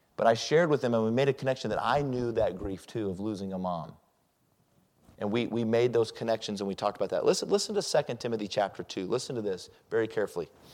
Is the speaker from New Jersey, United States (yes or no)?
no; Colorado Springs, Colorado, United States; also born or lived in Denver; I was raised in Colorado Springs, and I came from a religious family or a Christian family, and I grew up as a Christian